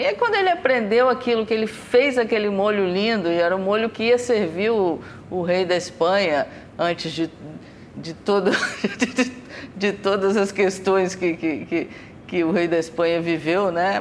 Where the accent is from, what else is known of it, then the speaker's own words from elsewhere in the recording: Brazil; como cozinheira, como brasileira